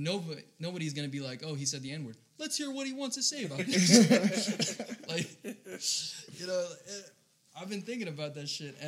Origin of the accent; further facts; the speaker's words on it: Hawaii, United States; now in Oklahoma, United States; I'm from Hawaii, right?